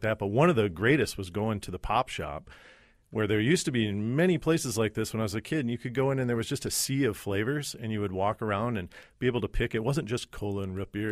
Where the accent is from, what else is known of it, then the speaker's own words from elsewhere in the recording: White Bear Lake, Minnesota, United States; I'm from White Bear Lake